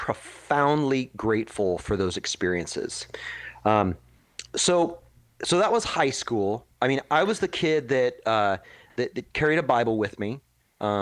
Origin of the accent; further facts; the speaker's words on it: Dallas, Texas, United States; now in Portland, United States; This is in Texas. I grew up in Dallas, Texas